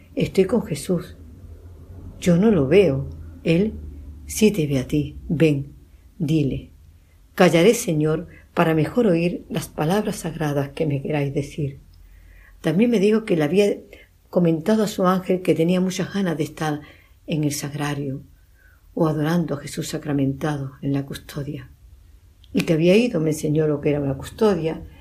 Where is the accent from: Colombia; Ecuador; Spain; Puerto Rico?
Spain; Medina Sidonia, Andalusia; mi pueblo, Medina Sidonia